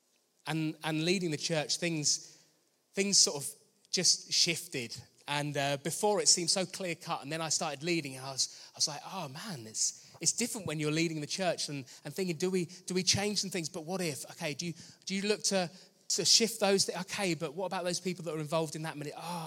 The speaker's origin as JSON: {"language": "English", "town": "Danehill", "region": "South East England", "country": "United Kingdom", "tie": "born or raised there", "said": "I grew up in Danehill, I just didn't know any other believers my age"}